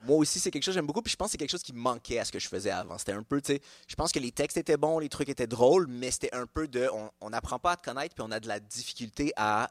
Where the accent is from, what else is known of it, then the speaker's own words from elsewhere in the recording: Montreal, Quebec, Canada; also born or lived in Laval; je suis né dans un hôpital à Laval, mais j'ai grandi à Montréal